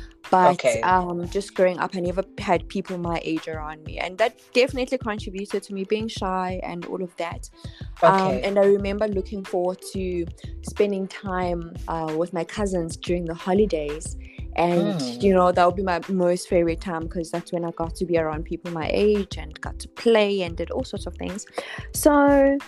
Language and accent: English; Johannesburg, Gauteng, South Africa; also born or lived in Eastern Cape; I've spent most of my life here in Johannesburg, from primary school years, high school, all through to varsity, and now work.